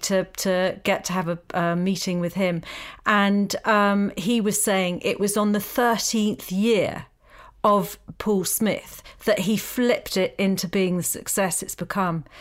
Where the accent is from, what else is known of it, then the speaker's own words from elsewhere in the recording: Essex, East of England, United Kingdom; I come from Essex